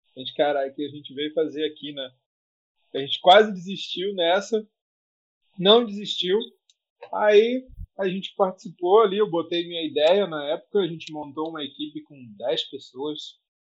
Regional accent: Rio de Janeiro, Brazil; nasci no Rio de Janeiro

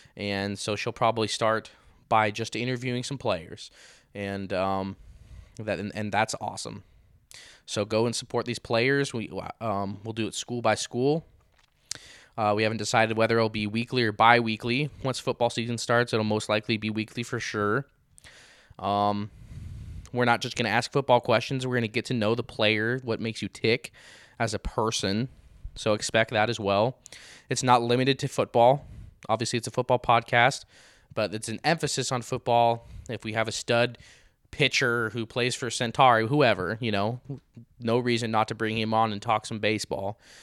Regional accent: Grantsville, Utah, United States; now in Saint George, United States; my hometown of Grantsville, Utah

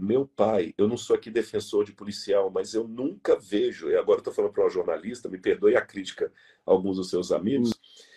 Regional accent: Brazil; alguém como eu, como você, que somos brasileiros

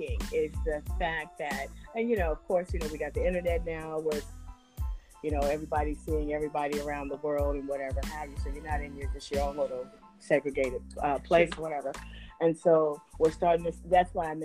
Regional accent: Oakland, California, United States; I grew up in Oakland too.

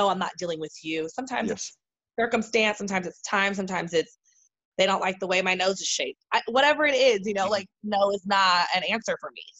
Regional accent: San Diego, California, United States; moved away as an adult; I am from San Diego, California

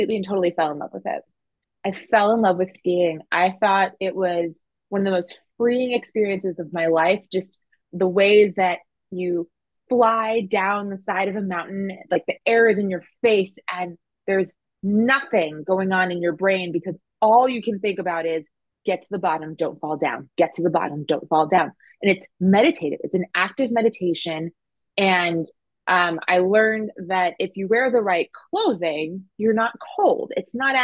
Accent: New Jersey, United States; moved away as an adult; also born or lived in North Carolina / San Francisco; I grew up in New Jersey

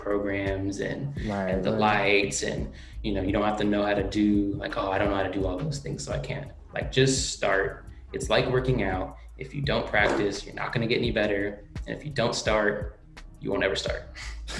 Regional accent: Oakland, California, United States; I grew up in Oakland

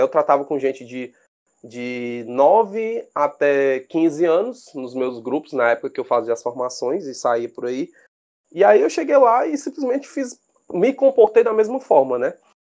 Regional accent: Fortaleza, Ceará, Brazil; nascido e criado aqui em Fortaleza, no Ceará

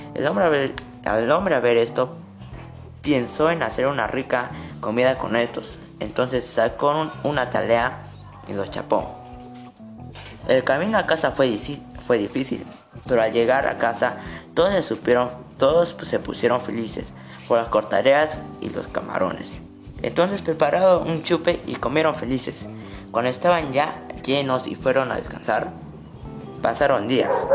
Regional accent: Moquegua, Peru; soy de Moquegua

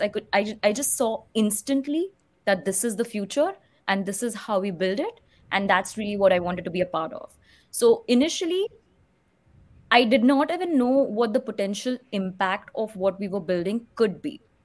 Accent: Mumbai, Maharashtra, India; moved away; I was actually born and brought up in Mumbai

